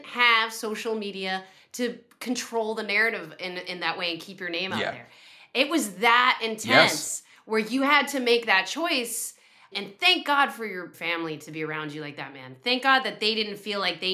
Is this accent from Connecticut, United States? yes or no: yes; Connecticut, United States; I'm Italian, I'm from the East Coast, and believe it or not, even though I grew up in Connecticut